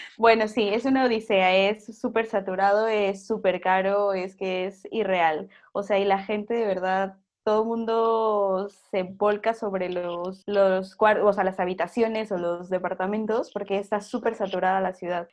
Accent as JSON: {"language": "Spanish", "country": "Mexico", "also_born_or_lived": "Peru", "moved": "as an adult", "lives_now": "Spain", "said": "soy mexicana, estoy en mi tierra, ¿sabes? En mi país, con mi gente"}